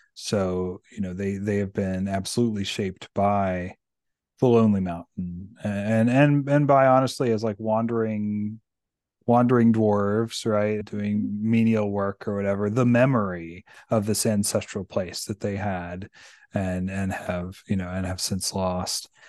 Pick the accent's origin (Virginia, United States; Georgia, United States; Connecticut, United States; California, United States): Virginia, United States; Amissville; also born or lived in Fredericksburg, Virginia; I grew up in Virginia. I grew up in rural Virginia.